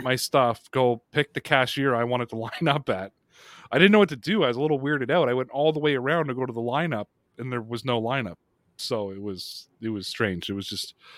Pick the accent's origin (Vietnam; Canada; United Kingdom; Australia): Canada; my home country of Canada